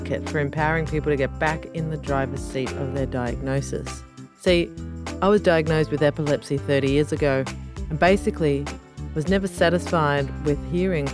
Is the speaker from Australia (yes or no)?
yes; Australia; I'm an Aussie